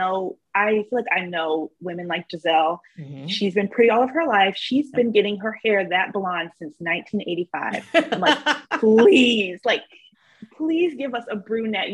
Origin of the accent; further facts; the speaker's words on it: North Florida, United States; I'm from North Florida